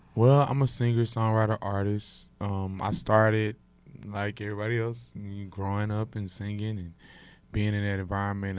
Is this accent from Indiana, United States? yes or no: no; Houston, Texas, United States; I'm from Houston. Yeah. I perform in Houston. You know, and, you know, I'm from Houston, so I perform in my city